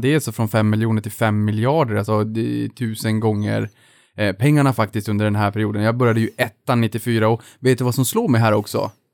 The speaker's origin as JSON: {"language": "Swedish", "region": "Norrland", "country": "Sweden", "said": "som norrlänning"}